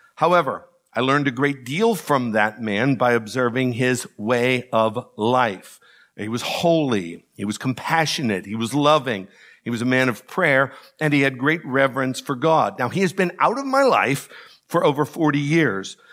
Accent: DuBois, Pennsylvania, United States; moved away; Growing up in Du Bois

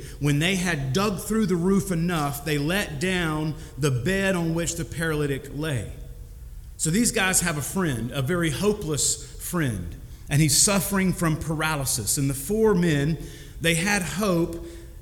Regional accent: Kentucky, United States; I'm from Kentucky

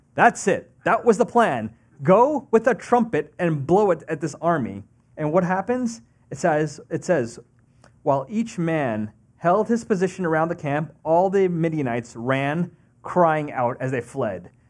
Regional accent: Long Island, New York, United States; moved away as an adult; also born or lived in Texas; I grew up on, uh, Long Island. Um, was born and raised in New York

